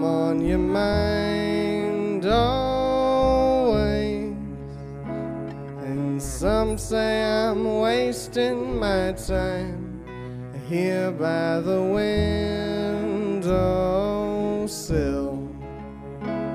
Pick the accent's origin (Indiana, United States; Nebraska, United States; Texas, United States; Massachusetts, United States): Texas, United States; Austin; moved away; also born or lived in Westchester, New York / Nashville; I was born and raised in Austin, Texas